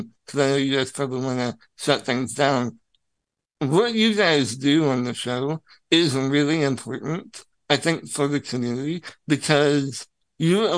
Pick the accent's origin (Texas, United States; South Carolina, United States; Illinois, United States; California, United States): Illinois, United States; I'm from Illinois